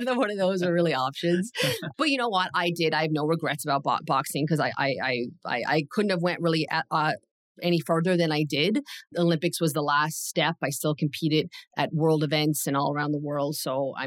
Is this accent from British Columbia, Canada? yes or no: no; Newfoundland and Labrador, Canada; moved away; I'm from Newfoundland.